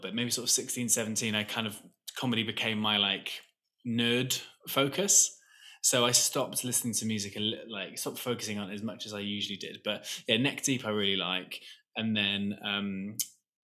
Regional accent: Wales, United Kingdom; there's this North Welsh, so I'm from Wales.

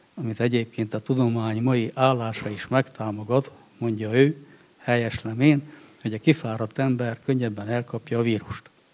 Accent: Székely Land, Romania; also born or lived in Cristuru Secuiesc; én egy természeti népnek a területén születtem, a székelységben

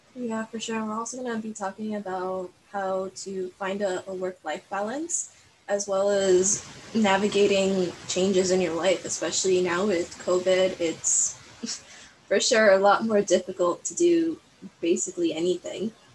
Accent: Miami, Florida, United States; I'm born and raised in Miami, but my pretty much my whole family is from Cuba

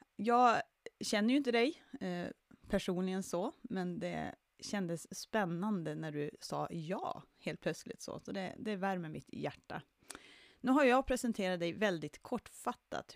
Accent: Jokkmokk, Norrbotten County, Sweden; min hemort Jokkmokk

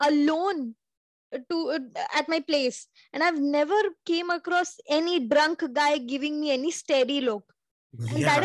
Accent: UP, Uttar Pradesh, India; also born or lived in Northeast India / Hyderabad; now in Gurgaon, India; my hometown which is up

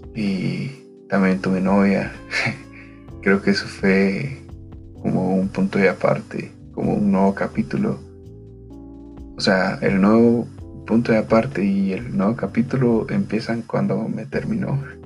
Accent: Guatemala; Soy de Guatemala

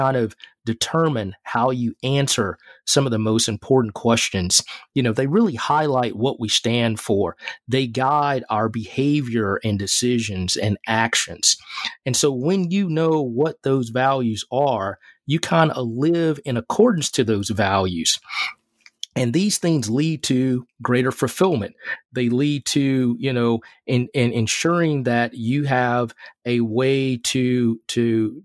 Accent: Mississippi, United States; as a child growing up in Mississippi

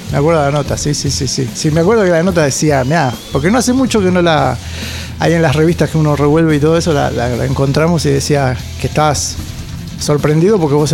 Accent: Lanús, Buenos Aires Province, Argentina; now in Quilmes, Argentina; Sí, toda mi vida viví en Lanús. Estos últimos tres años estuve en Quilmes. Pero toda mi vida viví en Lanús, Lanús Oeste. Eh, zona sur siempre.

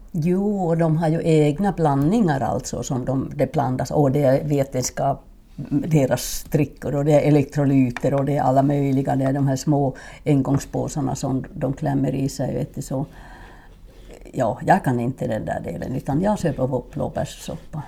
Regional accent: Finland; Swedish is a second language; moved away as an adult; also born or lived in Norrland / Borås, Sweden; now in Sweden; min första skidtävling gjorde jag när jag var sex år hemma i Finland

